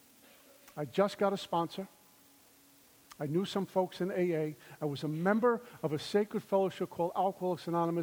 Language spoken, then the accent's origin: English; New York City, New York, United States; also born or lived in Minnesota; I'm from Brooklyn